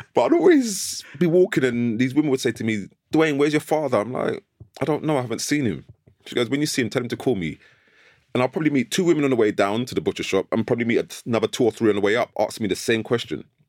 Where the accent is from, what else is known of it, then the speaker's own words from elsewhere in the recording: London, United Kingdom; I grew up in North London, Islington, near Archway Station